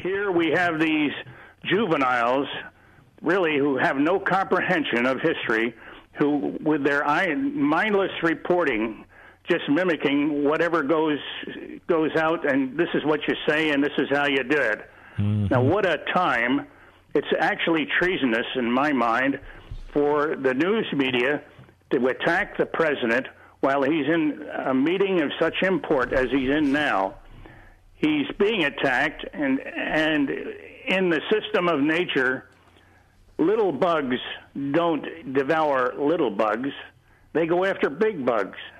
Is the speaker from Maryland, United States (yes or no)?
no; Philadelphia, Pennsylvania, United States; now in Bettendorf, United States; I am a Philadelphian.